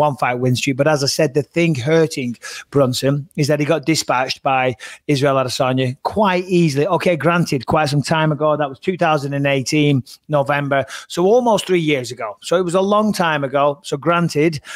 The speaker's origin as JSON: {"language": "English", "region": "England", "country": "United Kingdom", "said": "we're all British on there, we're all English"}